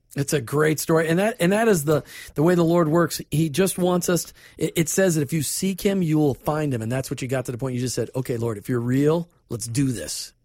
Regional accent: Minnesota, United States; I grew up in Minnesota

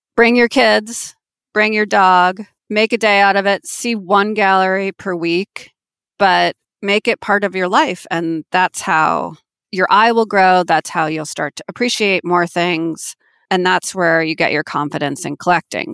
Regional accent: Manhasset, New York, United States; now in Manhattan, United States; I am from Manhasset, which is a town on Long Island in Nassau County

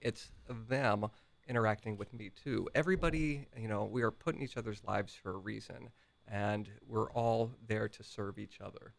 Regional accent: Grandview Heights, Ohio, United States; Grandview Heights

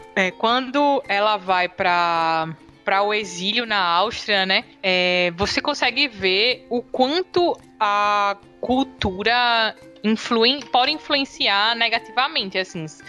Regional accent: Recife, Pernambuco, Brazil; sou de Recife, dá pra perceber pelo meu sotaque

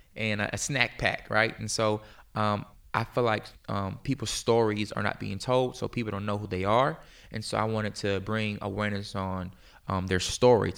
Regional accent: Virginia Beach, Virginia, United States; moved away as an adult; also born or lived in Pennsylvania; now in Tulsa, United States; I grew up in, like, the Hampton Roads area

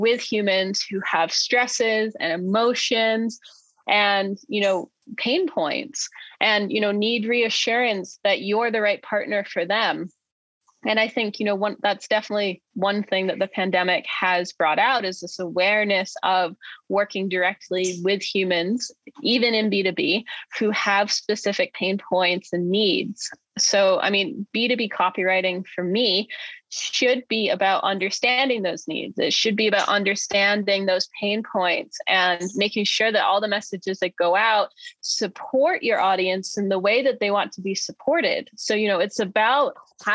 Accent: Maine, United States; he's from my home state

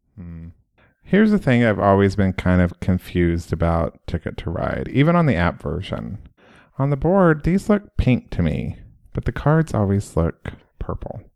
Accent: Oklahoma, United States; moved away; I'm from Oklahoma.

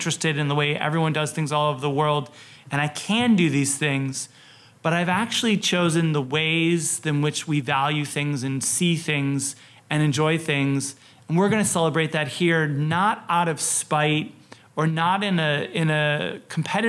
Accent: Oak Park, Illinois, United States; moved away as an adult; also born or lived in Wisconsin / New York / Portland; I grew up in Oak Park and River Forest

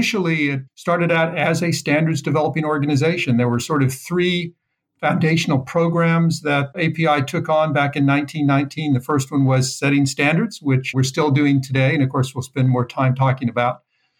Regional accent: Southwest, United States; also born or lived in New Mexico / California / Texas / Utah; No, I grew up kind of in the Southwest.

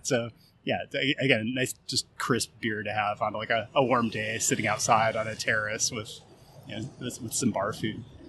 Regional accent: Seattle, Washington, United States; moved away; also born or lived in Portland; I grew up in Seattle

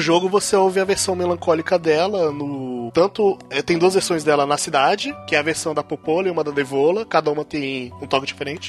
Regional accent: Brazil; sou brasileiro

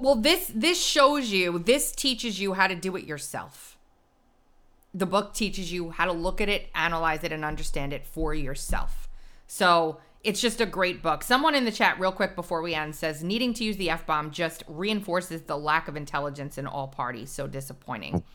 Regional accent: Long Island, New York, United States; He's from my hometown.

